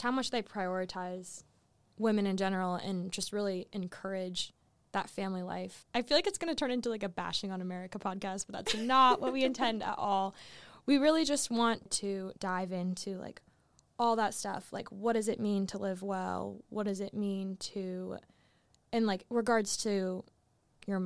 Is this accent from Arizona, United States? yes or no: yes; Arizona, United States; moved away as an adult; also born or lived in Southern Florida; now in Ohio, United States; I am originally born and raised in Arizona